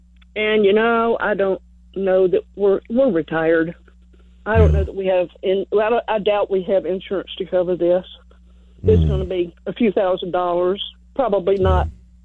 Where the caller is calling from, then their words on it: Kingsbury, Texas, United States; I'm calling from Kingsbury, and we live on Appling Road.